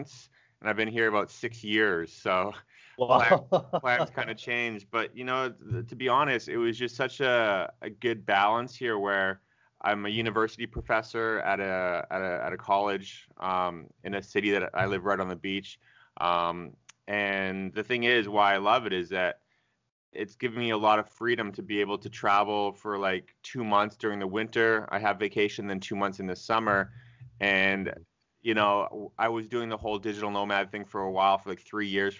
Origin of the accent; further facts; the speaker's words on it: Canada; moved away as an adult; also born or lived in Australia; now in South Korea; I grew up in Canada